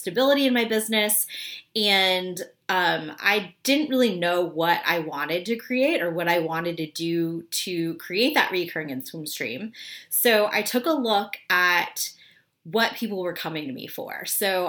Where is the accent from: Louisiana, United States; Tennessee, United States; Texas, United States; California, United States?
Tennessee, United States; Memphis; moved away as an adult; also born or lived in Washington, D.C.; now in New York, United States; I grew up in Memphis.